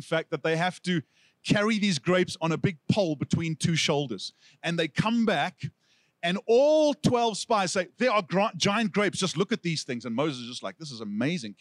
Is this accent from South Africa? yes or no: yes; South Africa; accent: South African; moved away; Now, if I had lost my South African accent, I would say asking like Aksa, but I have kept it.